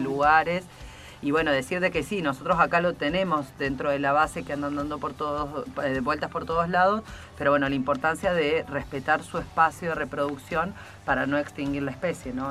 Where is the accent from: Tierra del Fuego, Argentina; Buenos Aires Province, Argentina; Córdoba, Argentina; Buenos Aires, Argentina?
Tierra del Fuego, Argentina; Ushuaia; Nosotros que somos de Ushuaia